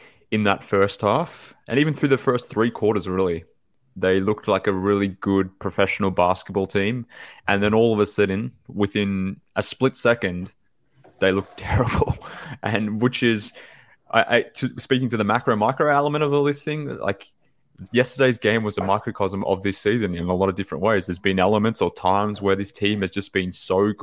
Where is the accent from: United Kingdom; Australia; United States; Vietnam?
Australia; from Australia